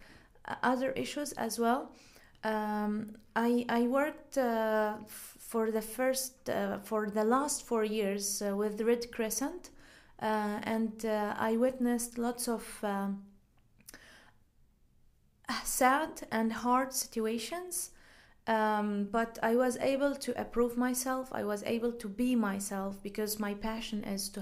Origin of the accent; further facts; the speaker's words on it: Syria; English is a second language; moved away as an adult; now in Calgary, Canada; I was born in Syria, and I spent most of my life in that country